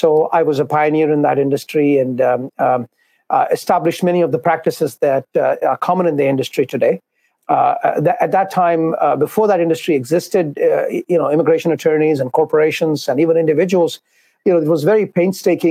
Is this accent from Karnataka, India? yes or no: no; Mumbai, Maharashtra, India; moved away as an adult; now in New York City, United States; I was born and brought up in Bombay, India. I came here when I was around 20 years of age, and I came to New York City